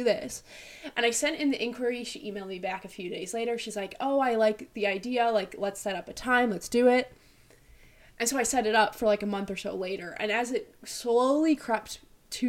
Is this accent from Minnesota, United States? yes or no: no; Illinois, United States; also born or lived in Russia; I'm from Illinois. Originally, I was born in Russia. My parents adopted me when I was 1.5. I've lived here my whole life